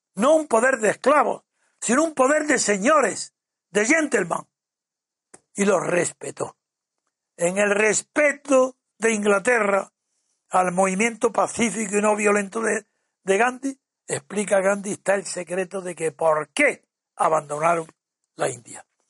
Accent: Spain; Yo no soy inglés ni británico, soy español y un español imposible de disimular allá donde se me mire

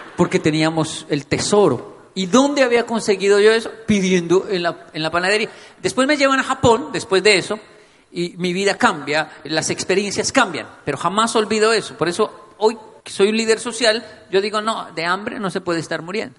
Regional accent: Bogotá, Colombia; Crecí en Ciudad Bolívar, vi mucha violencia, vi muchas cosas que un niño no debería ver.

